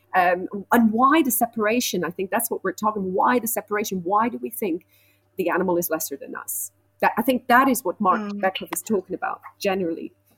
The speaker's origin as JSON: {"language": "English", "country": "Switzerland", "tie": "born or raised there", "said": "I grew up in Switzerland, so I was surrounded by animals"}